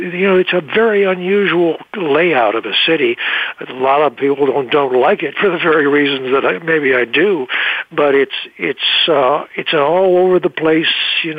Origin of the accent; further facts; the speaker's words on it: Midwest, United States; moved away as an adult; now in Los Angeles, United States; I was raised in the Midwest primarily, and so I found L.A. just fascinating